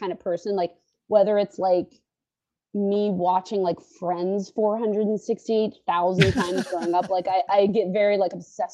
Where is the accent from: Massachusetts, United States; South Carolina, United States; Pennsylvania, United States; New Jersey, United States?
Pennsylvania, United States; Pittsburgh; moved away; also born or lived in New York; I'm from Pittsburgh originally